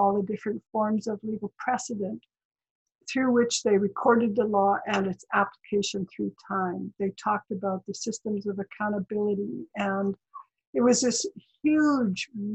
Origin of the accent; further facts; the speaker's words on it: Saulteau First Nation, northeast British Columbia, Canada; now in Victoria, Canada; I'm from Soto First Nation, which is in the Treaty 8 part of British Columbia in northeast British Columbia